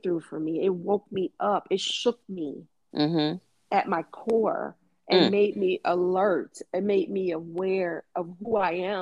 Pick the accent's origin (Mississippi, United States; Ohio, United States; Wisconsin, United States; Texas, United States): Ohio, United States; I'm from Ohio.